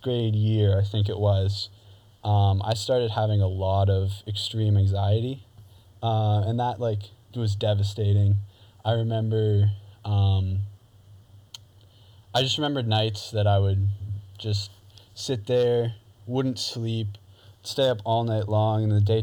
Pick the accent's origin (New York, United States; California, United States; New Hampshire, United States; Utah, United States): New Hampshire, United States; Newton; also born or lived in Beverly, Massachusetts / Rowley, Massachusetts; we moved to the house that I still live in now, as the time of recording this, in Newton, New Hampshire. So I grew up